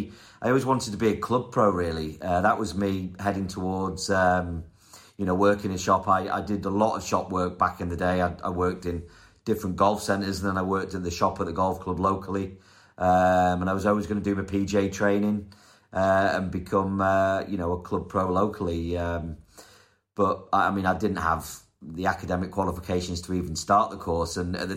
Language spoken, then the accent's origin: English; North West England, United Kingdom; also born or lived in Wales / London; You know, and then we moved away. We moved from Wales to London area. And then I didn't play golf there either. We moved up north to the northwest of England.